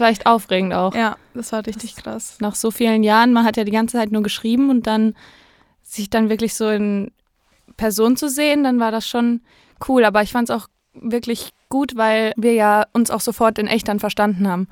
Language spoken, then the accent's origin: German; near the Europa-Park, Baden-Württemberg, Germany; ich komme ganz aus der Nähe vom Europapark